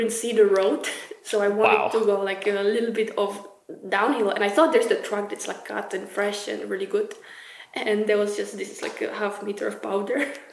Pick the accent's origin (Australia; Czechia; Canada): Czechia; moved away as an adult; now in Norway; I was from Czech